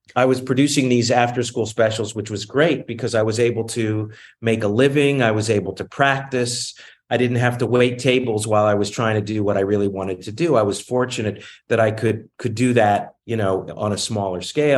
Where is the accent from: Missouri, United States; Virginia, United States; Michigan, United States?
Virginia, United States; Newport News; moved away as an adult; also born or lived in Boston / Los Angeles; now in New York, United States; I grew up in Newport News, Virginia